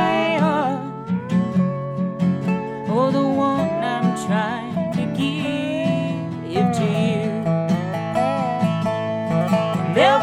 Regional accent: Richmond, Kentucky, United States; We're from Richmond, and we spend a lot of time in Lexington, too

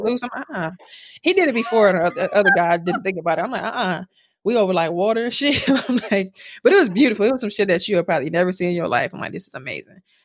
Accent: Milwaukee, Wisconsin, United States; now in Houston, United States; from Milwaukee

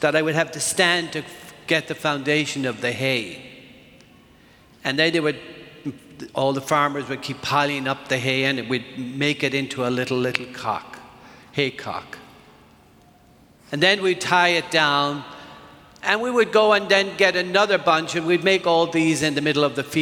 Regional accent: Ireland; moved away; I grew up in Ireland

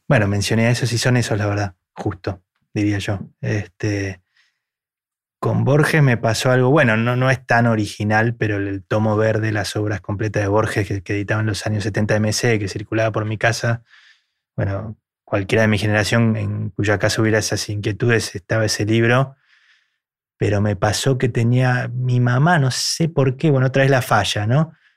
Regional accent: Argentina; a mí me seleccionaron como representante argentino

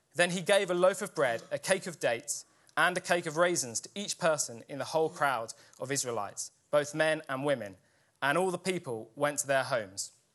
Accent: Sussex, South East England, United Kingdom; my home church growing up in Sussex

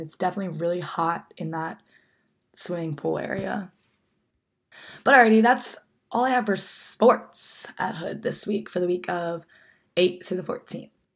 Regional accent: New Jersey, United States; moved away as an adult; now in Frederick, United States; my hometown that I miss so much

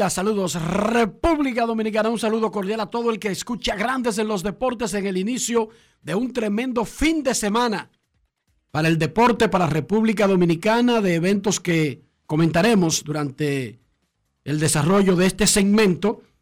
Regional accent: Melilla, Spain; Melilla, tío, que somos árabes españoles.

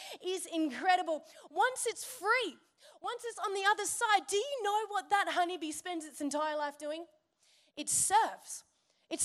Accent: Byron Bay, New South Wales, Australia; I'm from Byron

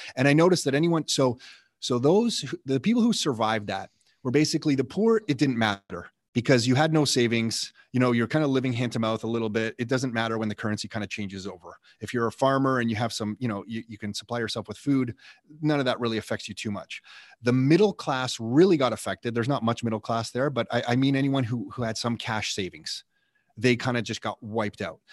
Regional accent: Canada; I'm Canadian

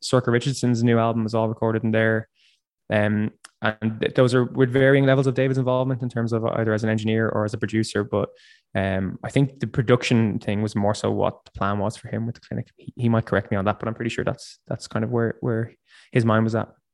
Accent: Dundalk, Leinster, Ireland; moved away as an adult; also born or lived in Dublin; now in Berlin, Germany; I grew up in in near Dundalk, and I've been I've been living in Dublin for ten years.

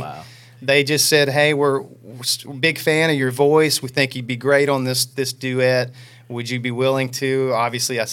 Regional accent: Oklahoma City, Oklahoma, United States; I grew up in Oklahoma City

